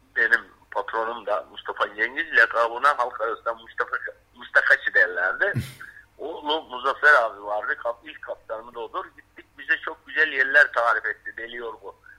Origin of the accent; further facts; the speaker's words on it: Bodrum, Muğla, Turkey; Bodrum merkeze bağlı 20 kilometre Bodrum'un doğu tarafında Şık vardır Yalı Çiftlik. Orada doğmuşum.